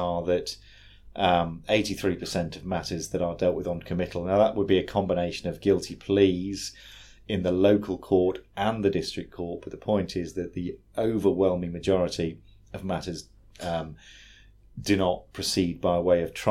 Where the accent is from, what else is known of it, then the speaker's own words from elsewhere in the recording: United Kingdom; now in New South Wales, Australia; originally from the UK, but now work at Legal Aid New